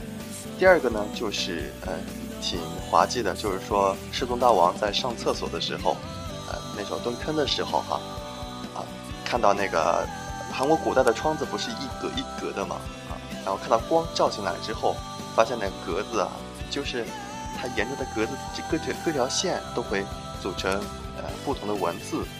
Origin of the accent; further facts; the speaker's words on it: China; 学韩语的话，对我们中国人来说还是呃比较容易的一种语言。